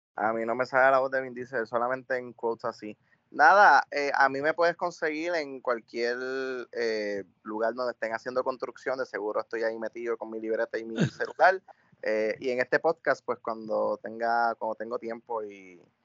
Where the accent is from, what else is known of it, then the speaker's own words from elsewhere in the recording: Puerto Rico; debemos sentirnos orgullosos como puertorriqueños